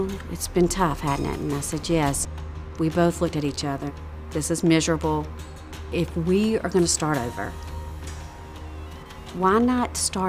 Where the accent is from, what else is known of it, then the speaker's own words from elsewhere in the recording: Mississippi, United States; Born and raised in Mississippi, we were brought up in church.